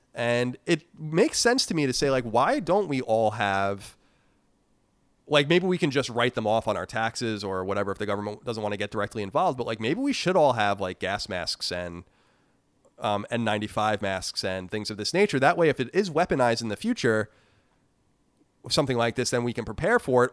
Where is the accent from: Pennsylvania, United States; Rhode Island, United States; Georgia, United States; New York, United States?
New York, United States; also born or lived in California; now in Virginia, United States; I'm from New York, and it's a different um, a different beast there